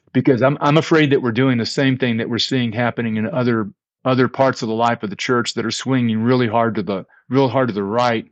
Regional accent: Fort Worth, Texas, United States; I grew up in a very small Christian church, Disciples of Christ, in the Dallas-Fort Worth area. I'm from Fort Worth

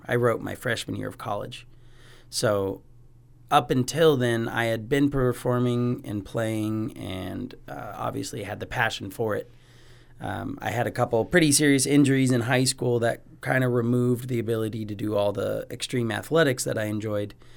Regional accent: Spokane, Washington, United States; now in Bozeman, United States; I did grow up in Spokane, Washington, in the valley um, for almost 16 years

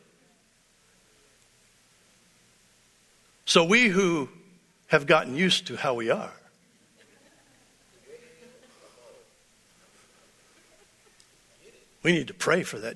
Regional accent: United States; I'm American

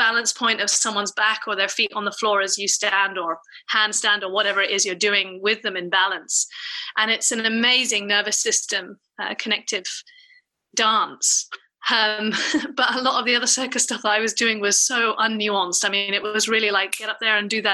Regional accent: United Kingdom; I'm British

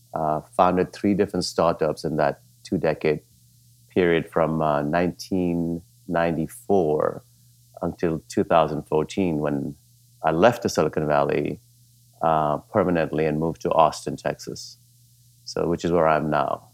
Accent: Dar es Salaam, Tanzania; moved away as an adult; also born or lived in India / Punjab, India / Wisconsin, United States; now in United States; when I was eight years old, our family moved from India to East Africa, uh, specifically to Dar es Salaam, Tanzania. And, uh, I lived my formative years, um, early chi, uh, early adolescence and teenage years in the coastal city of Dar es Salaam, Tanzania.

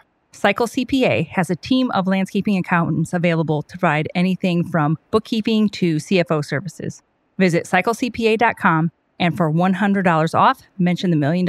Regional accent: Midwest, United States; We're from the Midwest. Yeah, sometimes the talking comes out. I'm sorry. We're from the Midwest. It happens.

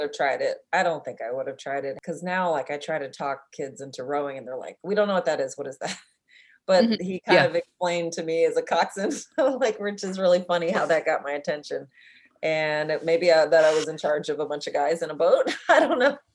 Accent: Oakland, California, United States; I'm from California, from the ghetto of Berkeley, Oakland area

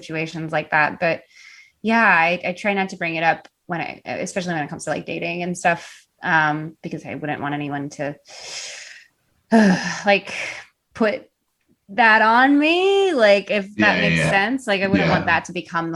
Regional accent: Chicago, Illinois, United States; I grew up in Chicago, like literally around the corner from her

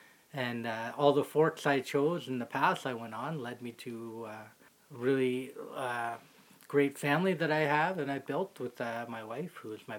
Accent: Orillia, Ontario, Canada; now in Timmins, Canada; I question whether or not I would have ended up back in my hometown.

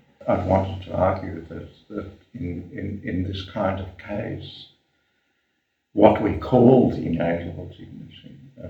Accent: Germany; born there; it is important to my sense of things that I was born in Germany

